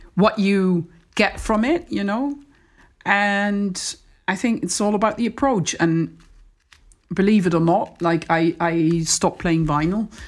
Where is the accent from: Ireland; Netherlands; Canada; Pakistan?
Netherlands; moved away as an adult; also born or lived in Amsterdam / Australia; I'm from the Netherlands, so it's fair to say that we, I'm, c, I'm coming from a very safe country.